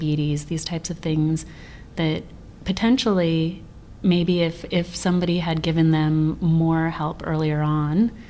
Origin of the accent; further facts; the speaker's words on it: Sedona, Arizona, United States; moved away; ancient food technologies that we were raised with in Sedona